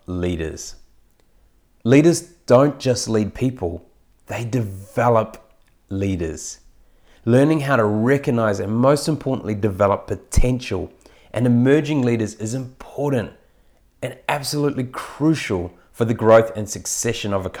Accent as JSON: {"language": "English", "country": "New Zealand", "said": "as a Kiwi"}